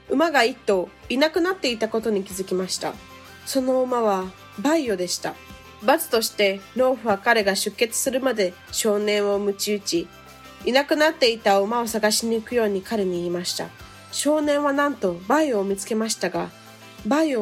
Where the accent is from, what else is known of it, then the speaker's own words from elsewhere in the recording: Japan; born there; nasci no Japão e estudei na escola japonesa.